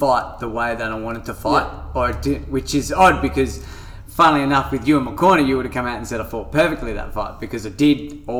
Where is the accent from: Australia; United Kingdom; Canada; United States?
Australia; Salisbury, South Australia; Remember, I'm from Salisbury, sacking it.